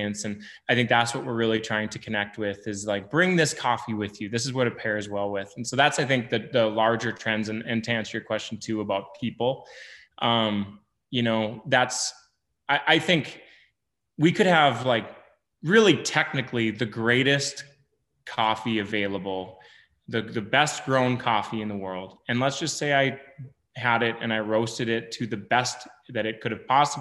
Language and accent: English; Lake Sakakawea, North Dakota, United States; I grew up around Lake Sakakawea Reservoir on the Missouri River